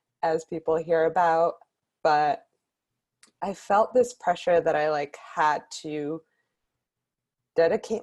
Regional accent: Bay Area, Northern California, United States; moved away as an adult; now in Los Angeles, United States; I grew up in the Bay Area in Northern California and moved down

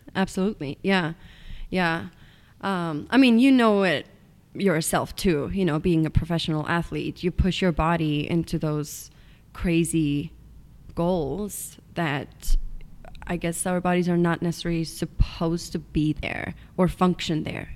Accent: Estonia; English is a second language; moved away as an adult; now in United States; I'm from Estonia, which is a small country in East Europe. Um, I grew up in a tiny little town

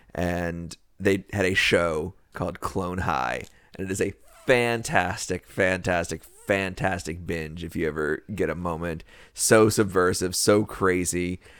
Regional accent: the South, United States; we are from the South

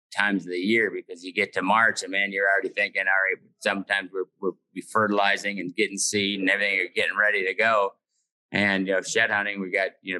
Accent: Minnesota, United States; when we're from Minnesota, so like all our family and everything's from Minnesota.

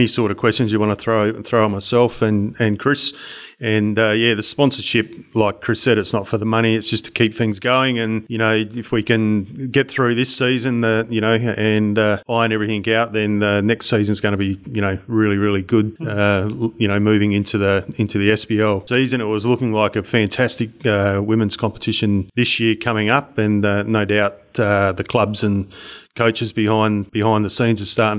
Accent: Murray Bridge, South Australia, Australia; moved away as an adult; also born or lived in Sunshine Coast, Queensland / Kalgoorlie, Western Australia / Mandurah, Western Australia; from a sort of 12, 13-year-old growing up in Murray Bridge, which is, you know, about an hour out of Adelaide.

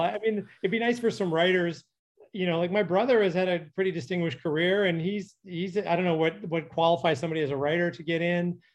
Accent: Calgary, Alberta, Canada; moved away as an adult; now in Los Angeles, United States; I'm from Calgary

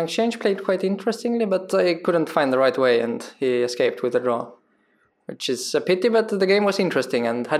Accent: Sweden; from Sweden.

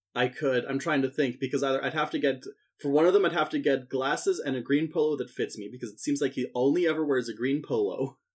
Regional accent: Saskatchewan, Canada; I'm from Saskatchewan.

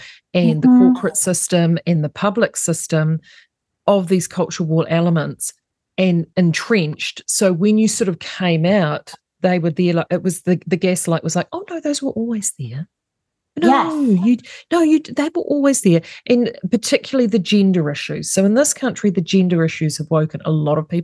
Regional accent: New Zealand; as a New Zealander

